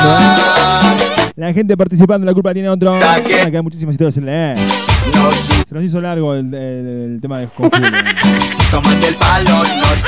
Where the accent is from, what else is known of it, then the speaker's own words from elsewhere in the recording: Río Ceballos, Córdoba, Argentina; de Río Ceballos.